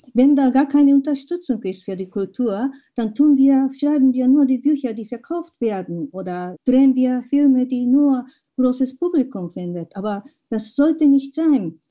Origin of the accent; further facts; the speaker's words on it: Japan; German is a second language; moved away as an adult; also born or lived in Tokyo; now in Germany; Meine erste Erfahrung als Kind in Japan und meine erste in Deutschland, als ich als 22-Jährige nach Deutschland kam.